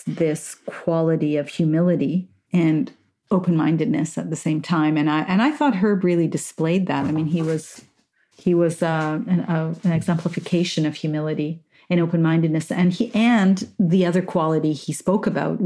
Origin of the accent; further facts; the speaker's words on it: Montreal, Quebec, Canada; I grew up in Montreal, pretty urban environment